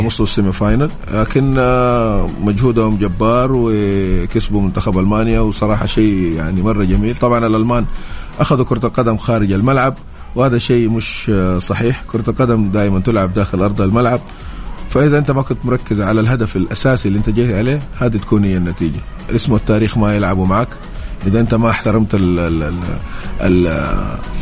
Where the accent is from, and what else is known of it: Saudi Arabia